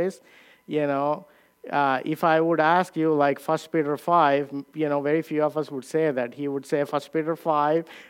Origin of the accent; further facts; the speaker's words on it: India; moved away; I came from India